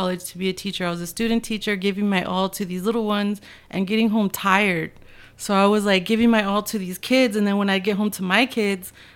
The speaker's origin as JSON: {"language": "English", "town": "El Paso", "region": "Texas", "country": "United States", "tie": "born or raised there", "said": "grew up in Northeast. I went to Parkland Elementary"}